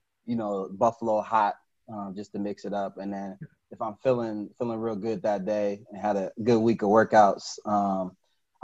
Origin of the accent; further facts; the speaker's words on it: Chicago, Illinois, United States; moved away as an adult; also born or lived in Jacksonville / Virginia Beach / Lubbock, Texas; now in Indianapolis, United States; I grew up in Chicago